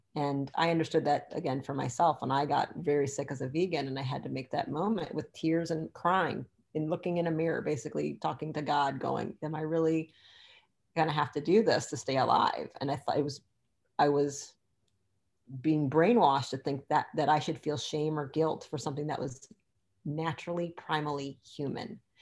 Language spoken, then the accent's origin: English; Michigan, United States; I'm from Michigan